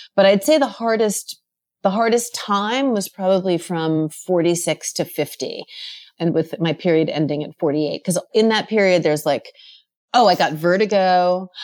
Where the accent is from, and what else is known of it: Rockland County, New York, United States; born or raised there